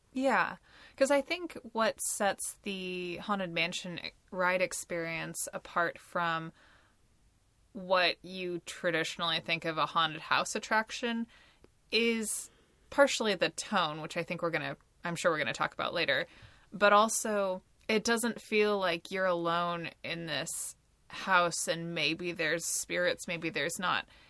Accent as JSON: {"language": "English", "region": "Pacific Northwest", "country": "United States", "tie": "born or raised there", "said": "I grew up in the Pacific Northwest"}